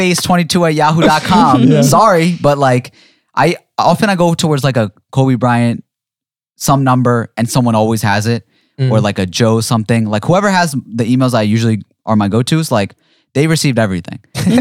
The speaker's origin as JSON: {"language": "English", "region": "London", "country": "United Kingdom", "lives_now": "Dubai, United Arab Emirates", "said": "I'm from London. I live in Dubai. Oh, I've never set foot in a Walmart."}